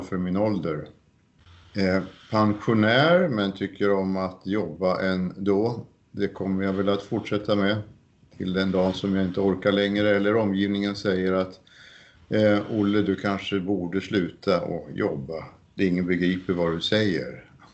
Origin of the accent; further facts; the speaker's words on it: Bergslagen, Sweden; moved away as an adult; now in Norway; där jag är född det heter Bergslagen